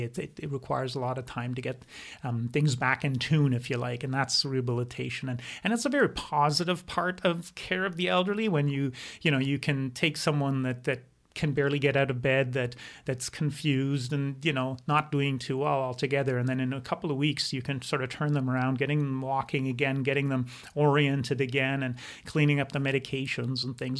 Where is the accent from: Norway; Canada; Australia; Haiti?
Canada; Quebec; first language German; English is a second language; I grew up in Quebec